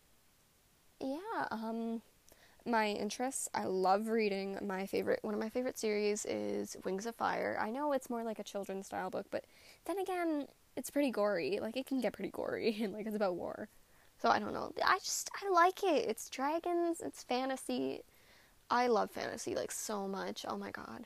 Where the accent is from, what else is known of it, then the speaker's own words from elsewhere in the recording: Canada; I am a Canadian writer.